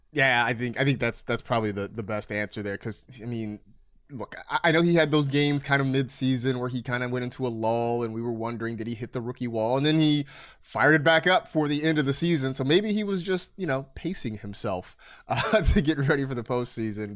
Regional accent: Bay Area, California, United States; now in Los Angeles, United States; I grew up in the Bay Area where it gets, it gets cold

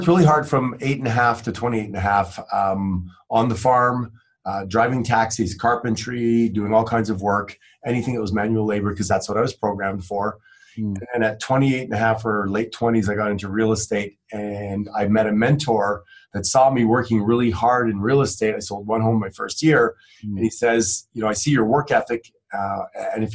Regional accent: Quebec, Canada; now in Phoenix, United States; growing up in Canada

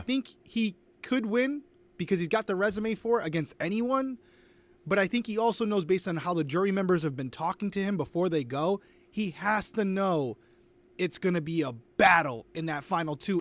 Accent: Rhode Island, United States; I am from Rhode Island, close to Fenway Park.

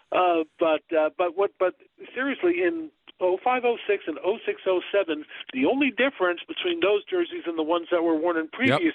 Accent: Massachusetts, United States; growing up in Massachusetts

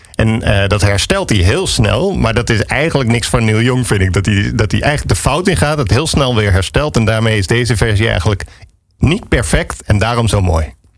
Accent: Alphen aan den Rijn, South Holland, Netherlands; also born or lived in Harderwijk / Amsterdam; now in Landsmeer, Netherlands; ik ben geboren in Harderwijk, maar op mijn derde ben ik naar, uh, naar Alphen verhuisd.

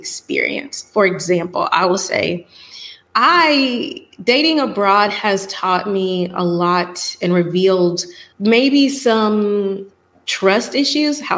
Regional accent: Atlanta, Georgia, United States; moved away as an adult; I'm from Atlanta.

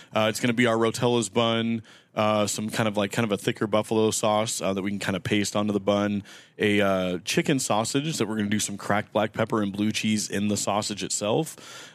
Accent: Omaha, Nebraska, United States; I grew up in North Omaha

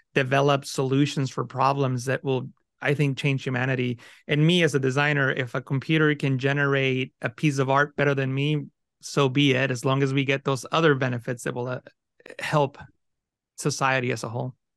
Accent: San Francisco Bay Area, California, United States; first language Spanish; English is a second language; also born or lived in Mexico; I grew up in the San Francisco Bay Area in California with not a lot of means

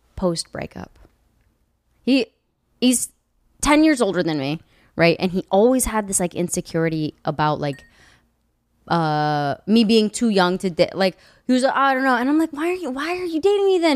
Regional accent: Kansas, United States; moved away; also born or lived in Lawrence, Kansas; I'm from Kansas. Anything past Missouri is east.

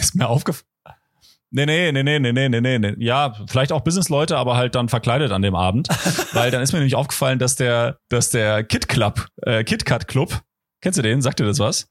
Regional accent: Potsdam, Brandenburg, Germany; also born or lived in Kreuzlingen, Switzerland / Konstanz, Germany; now in Kreuzlingen/Konstanz; also ich komme ja da aus der Ecke, ich bin ja in Potsdam äh, geboren

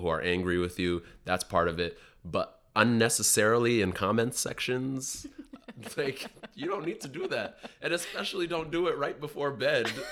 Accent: Seattle, Washington, United States; moved away as an adult; also born or lived in Sudan / New York; I grew up in South Seattle

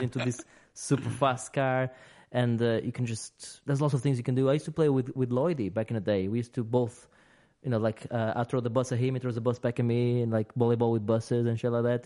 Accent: United Kingdom; we're British

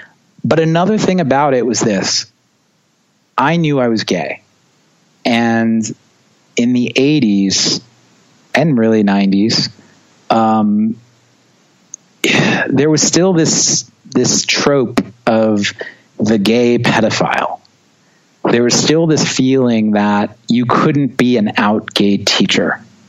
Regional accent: New York, United States; also born or lived in Long Island; growing up in New York and being a drummer is challenging because everyone lives on top of each other and no one wants to hear you practice.

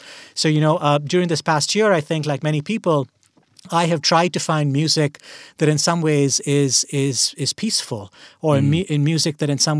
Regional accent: India; I grew up in India, and as we're having this conversation right now, you know, late April 2021, things look very bad in India

